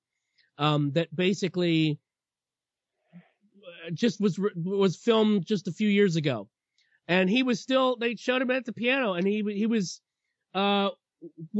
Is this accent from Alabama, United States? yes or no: yes; Huntsville, Alabama, United States; Huntsville, my hometown